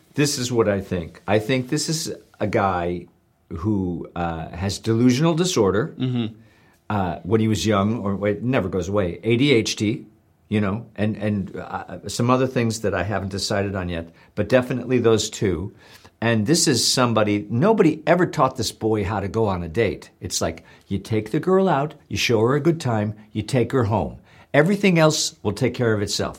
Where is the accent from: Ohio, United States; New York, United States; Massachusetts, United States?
Ohio, United States; Parma; I'm working class from Parma, Ohio